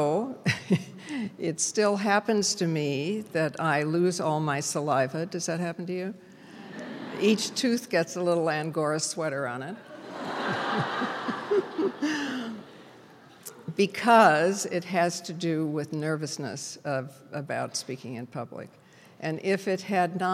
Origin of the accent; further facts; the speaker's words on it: Toledo, Ohio, United States; I come from Toledo